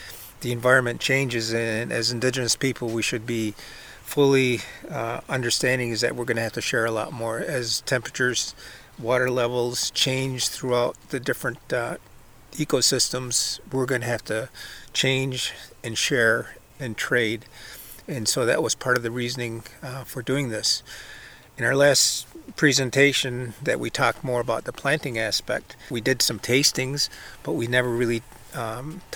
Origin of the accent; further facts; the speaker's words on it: Cattaraugus Territory, Seneca Nation, New York, United States; I'm also Seneca from the Cattaraugus Territory